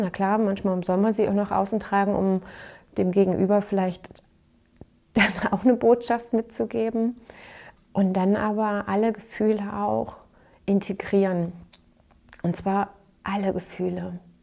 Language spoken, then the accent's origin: German; Saxony, Germany; bei uns in Sachsen